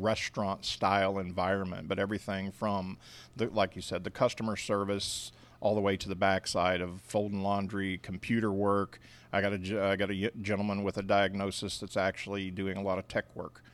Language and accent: English; Independence, Missouri, United States; moved away as an adult; also born or lived in Kansas City, Kansas / Odessa, Missouri; now in Lawrenceville, Georgia, United States; I grew up in a place called Independence, Missouri